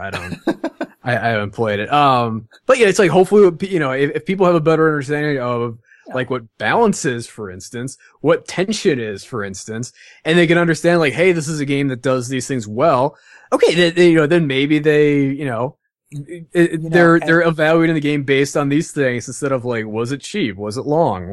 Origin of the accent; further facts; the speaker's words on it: Midwest, United States; I'm from the Midwest